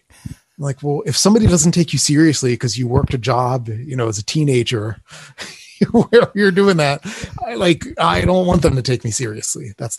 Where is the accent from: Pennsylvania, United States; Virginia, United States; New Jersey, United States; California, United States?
New Jersey, United States; Atlantic City; I think it all comes from growing up in Atlantic City, New Jersey, and I grew up at just this age where they were imploding, blowing up the old hotels on the boardwalk and building casinos.